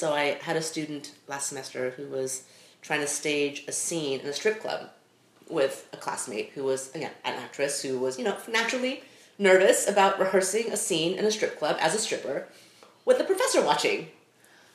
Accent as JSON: {"language": "English", "town": "Los Angeles", "region": "California", "country": "United States", "tie": "born or raised there", "also_born_or_lived": "Taiwan", "said": "I grew up"}